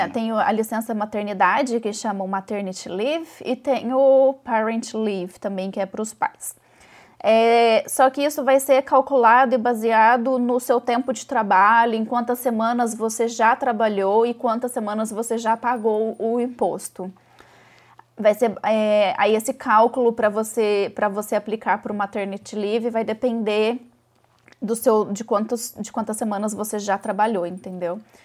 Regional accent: Brazil; now in Ireland; eu e meu marido somos brasileiros

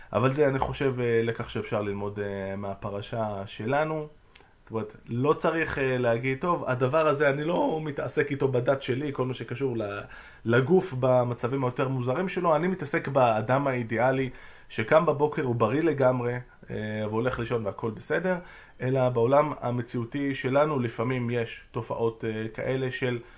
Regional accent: Jerusalem, Jerusalem District, Israel; הבית כנסת שגדלתי בו ליד אה, מחנה יהודה

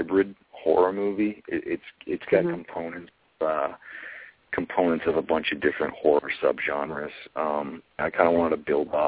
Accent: New Hampshire, United States; my home state of New Hampshire

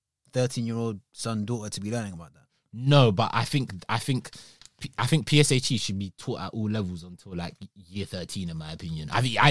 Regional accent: Nigeria; Same way sometimes being Nigerian was a bit of a cuss.

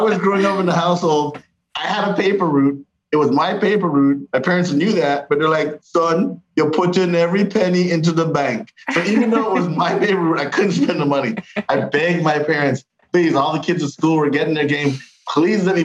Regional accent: Canada; We were raised in Canada

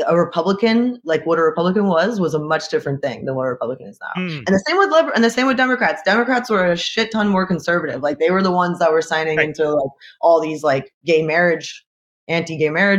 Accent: United States; moved away as an adult; now in Montreal, Canada; So I'm an American

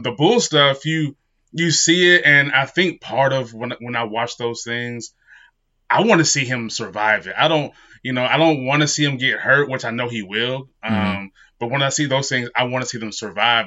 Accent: Utah, United States; I grew up in Utah

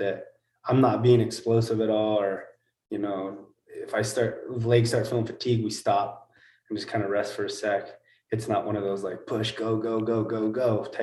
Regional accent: Hanford, California, United States; I'm from Hanford. So I grew up wrestling all those schools as well

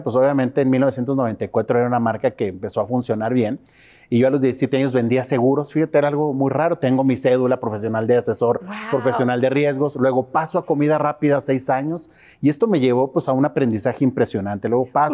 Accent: Torreón, Coahuila, Mexico; Torreón, Coahuila, México.

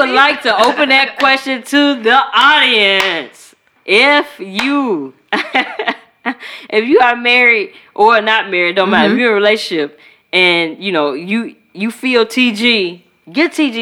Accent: Chicago, Illinois, United States; I'm from Chicago

